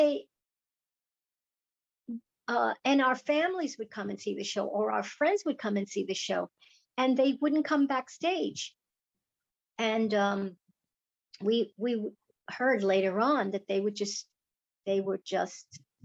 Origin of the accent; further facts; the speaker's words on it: New York City, New York, United States; Born and raised in Chinatown